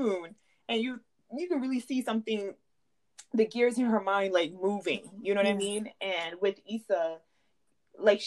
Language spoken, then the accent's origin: English; New York City, New York, United States; I'm from the Bronx.